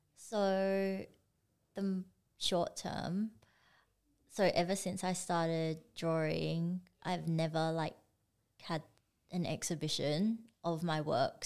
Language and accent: English; Perth, Western Australia, Australia; also born or lived in Singapore; we moved over here when I was like four. So I grew up in Perth and I feel like Perth is my home.